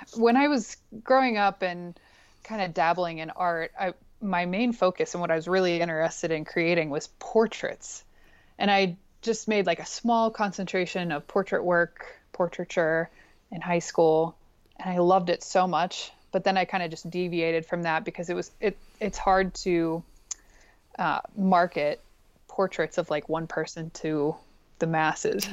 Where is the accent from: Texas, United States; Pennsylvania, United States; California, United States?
Pennsylvania, United States; Pittsburgh; moved away as an adult; now in Bozeman, United States; I'm originally from Pittsburgh, Pennsylvania